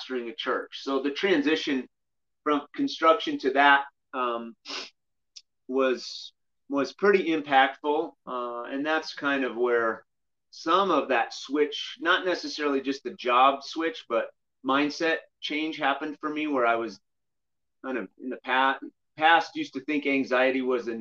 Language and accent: English; Glenwood Springs, Colorado, United States; also born or lived in Grand Junction, Colorado / Southern California; I grew up here in Glenwood Springs, Colorado, and my parents were pastors growing up